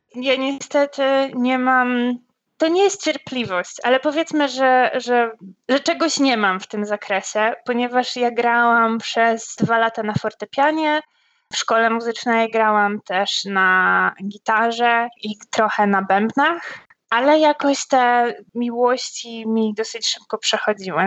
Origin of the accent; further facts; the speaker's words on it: Poland; ja dorastałam w małym miasteczku w Polsce